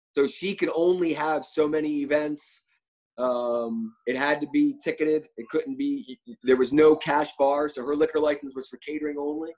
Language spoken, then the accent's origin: English; Philadelphia, Pennsylvania, United States; moved away as an adult; also born or lived in New York; now in Sarasota, Florida, United States; I'm originally from Philadelphia, but uh, I've been living in New York now for 17 years.